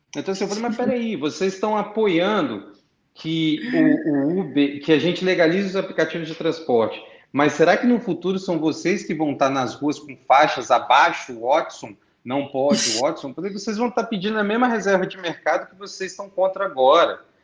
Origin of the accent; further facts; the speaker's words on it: Brasília, Federal District, Brazil; eu sou de Brasília